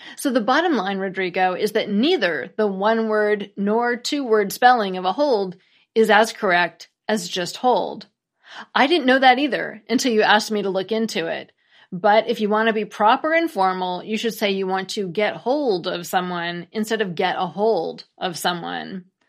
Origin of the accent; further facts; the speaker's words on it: United States; as an American